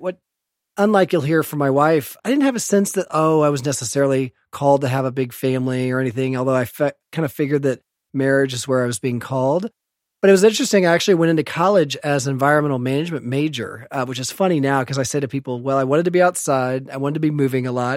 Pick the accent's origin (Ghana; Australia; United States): United States; Evansville, Indiana; moved away as an adult; also born or lived in St. Louis; I was born in Indianapolis, but I grew up on the west side of Evansville